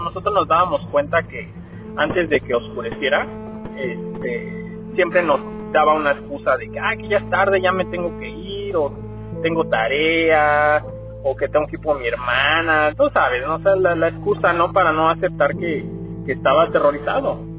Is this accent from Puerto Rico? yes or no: no; Mexico City, Mexico; yo soy originario de la Ciudad de México y allá nosotros tendíamos a, a subirnos a los a las azoteas de, de los edificios a jugar fútbol